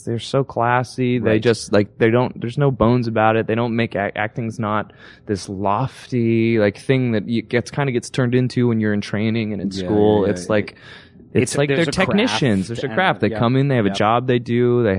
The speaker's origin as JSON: {"language": "English", "town": "Toronto", "region": "Ontario", "country": "Canada", "tie": "born or raised there", "moved": "yes", "said": "I am from Canada. Does Suits shoot in Toronto? We do. We're shooting like right where I grew up"}